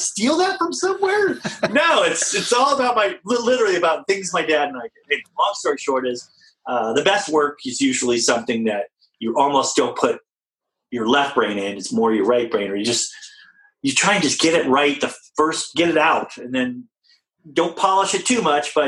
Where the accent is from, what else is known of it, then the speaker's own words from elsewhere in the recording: California, United States; I'm from California